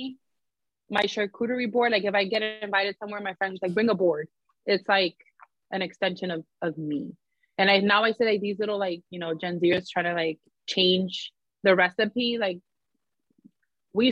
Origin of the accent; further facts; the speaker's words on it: New York City, New York, United States; I grew up in the Bronx